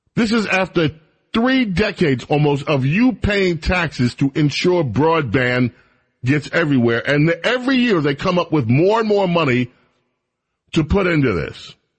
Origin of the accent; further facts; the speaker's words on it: New York City, New York, United States; moved away; We had a neighbor when we lived in New York